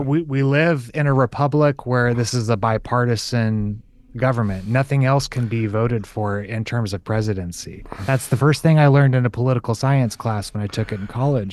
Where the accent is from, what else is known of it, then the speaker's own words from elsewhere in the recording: California, United States; was born and raised in California